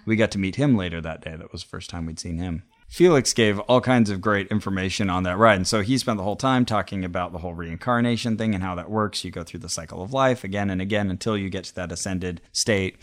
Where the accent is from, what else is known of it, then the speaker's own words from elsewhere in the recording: Santa Cruz, California, United States; my hometown, Santa Cruz